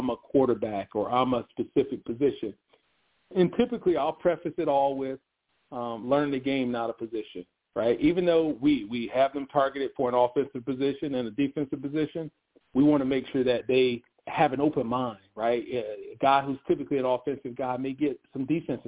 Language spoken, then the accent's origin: English; Rockledge, Florida, United States; now in Charlotte, United States; we're at Rockledge, Florida, my hometown